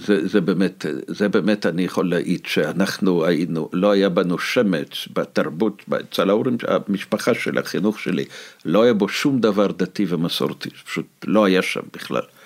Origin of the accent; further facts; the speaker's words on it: Moscow, Russia; Hebrew is a second language; now in Israel; האנטישמיות שספגתי בתור ילד במוסקבה